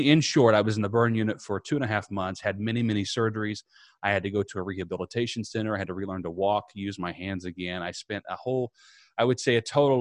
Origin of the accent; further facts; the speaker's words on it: Southern Indiana, United States; moved away as an adult; now in Tampa, United States; I'm originally from Southern Indiana. I now reside in Tampa, Florida. And growing up in a small town, I was I'm a country boy at heart